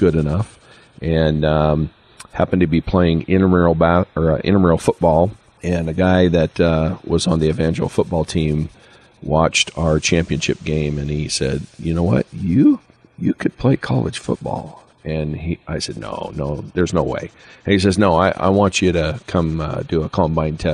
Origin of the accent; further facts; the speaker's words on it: American Falls, Idaho, United States; I grew up in American Falls, and I participated in football, basketball, and track.